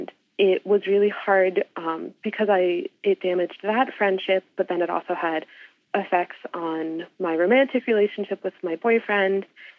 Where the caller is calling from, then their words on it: Salisbury, Maryland, United States; I am currently in Salisbury, Maryland.